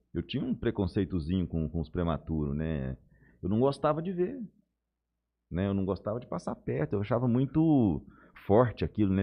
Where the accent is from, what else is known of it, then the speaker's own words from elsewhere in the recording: Goiás, Brazil; also born or lived in Belo Horizonte; now in Jales, Brazil; eu sou de Goiás. Nasci no interior de Goiás